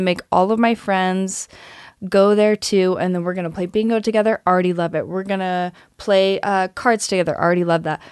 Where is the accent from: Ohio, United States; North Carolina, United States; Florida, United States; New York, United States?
North Carolina, United States; moved away as an adult; also born or lived in Missouri; now in Los Angeles, United States; I grew up in North Carolina